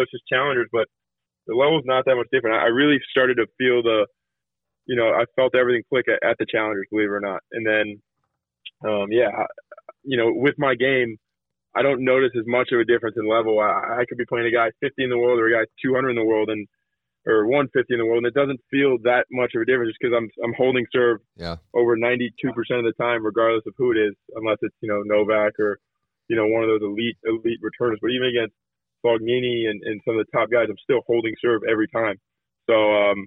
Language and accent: English; United States; being an American tennis player